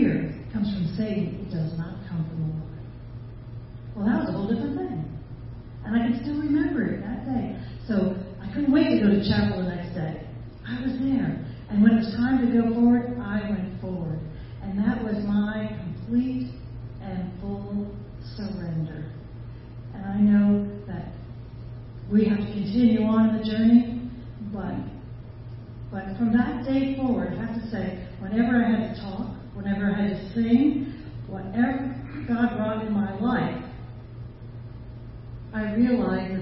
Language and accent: English; Pennsylvania, United States; I'm from Pennsylvania. I am. I'm a Pennsylvania Dutch girl